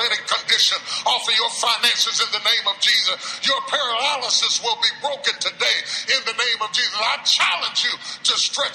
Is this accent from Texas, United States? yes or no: yes; Dallas, Texas, United States; I'm not from L.A. I'm from Dallas.